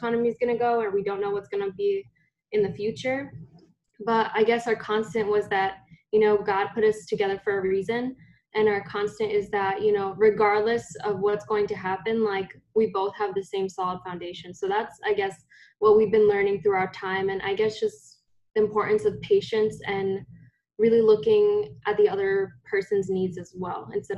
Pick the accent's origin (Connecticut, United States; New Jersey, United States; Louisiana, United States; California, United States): New Jersey, United States; Newark; also born or lived in New York City / Phillipsburg; So I was born in Newark, New Jersey. And then, oh my gosh, I feel like we moved a lot. Originally from Newark, and then we moved to New York City. And then we moved to New Jersey, Phillipsburg, New Jersey.